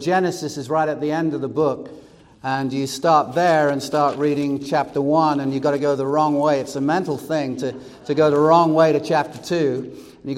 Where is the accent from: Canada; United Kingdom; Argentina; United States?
United Kingdom; England; moved away; growing up in England, I learned German in high school.